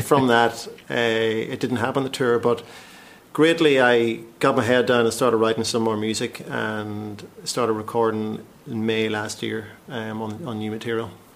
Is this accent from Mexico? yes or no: no; County Tyrone, Northern Ireland, United Kingdom; moved away as an adult; now in London, United Kingdom; I'm uh, obviously originally Northern Ireland, County Tyrone, but i um, been living in London 18 years, give or take.